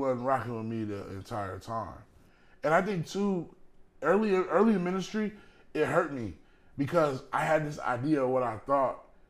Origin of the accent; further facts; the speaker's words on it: Texas, United States; Hey, I'm from Texas, y'all.